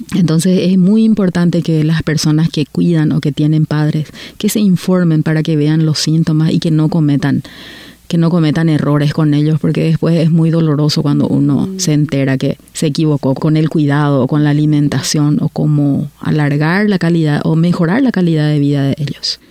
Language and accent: Spanish; Paraguay; moved away as an adult; now in Canada